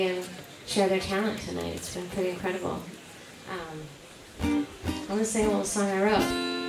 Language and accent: English; Fort Myers Beach, Florida, United States; I'm from Fort Myers Beach, Florida, and I just came with my friend Sammy.